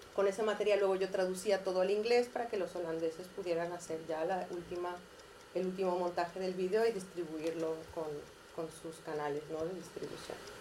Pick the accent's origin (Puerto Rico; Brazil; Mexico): Mexico; moved away as an adult; also born or lived in Catalonia, Spain; now in Spain; Ah, nací en México. Llevo también aquí como 14 años